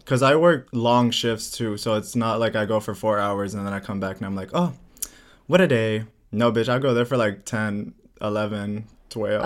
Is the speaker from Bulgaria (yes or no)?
yes; Bulgaria; now in United States; I'm from Bulgaria